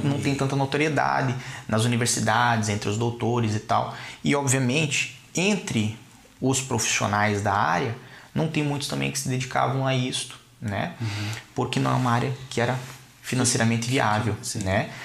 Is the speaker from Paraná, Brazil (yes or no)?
yes; Curitiba, Paraná, Brazil; moved away; also born or lived in Balneário Camboriú; Eu sou de Curitiba, Curitiba. mas morava em Balneário Camboriú.